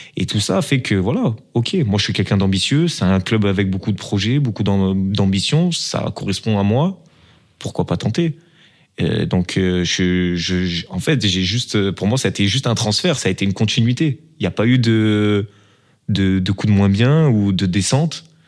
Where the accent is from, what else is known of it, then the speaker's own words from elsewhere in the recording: Marseille, Provence-Alpes-Côte d'Azur, France; now in Belgium; une expression un peu du sud, de, de chez nous, un peu à Marseille